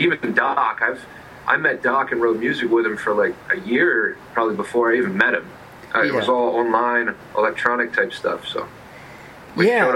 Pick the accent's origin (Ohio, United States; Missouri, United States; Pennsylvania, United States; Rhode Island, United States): Pennsylvania, United States; York; I grew up in a place called York, small town in Pennsylvania